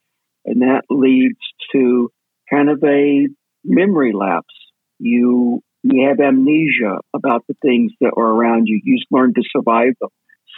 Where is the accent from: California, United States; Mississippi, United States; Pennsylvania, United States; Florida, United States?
Mississippi, United States; because of the way that I was raised in Mississippi, growing up a gay kid